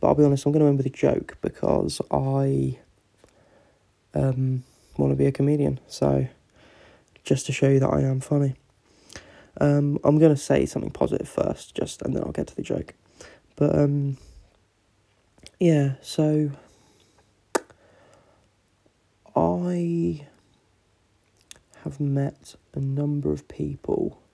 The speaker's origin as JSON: {"language": "English", "region": "England", "country": "United Kingdom", "said": "I'm English"}